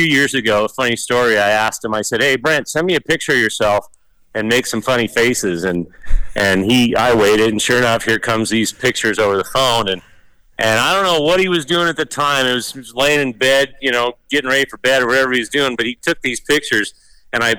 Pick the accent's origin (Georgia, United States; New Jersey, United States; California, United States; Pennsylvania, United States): California, United States; Sonoma; I'm from Sonoma, you know, Santa Rosa, Sonoma, California is my home racetrack